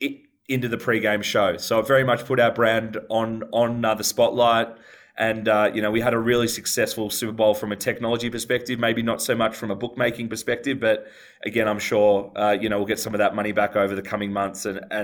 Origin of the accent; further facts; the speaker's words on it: Australia; The population centers in both those states dwarf my home country, Australia.